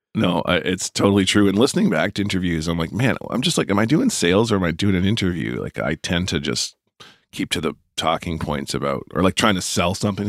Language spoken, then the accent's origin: English; Moncton, New Brunswick, Canada; knocked around Moncton, where I w, where I, my hometown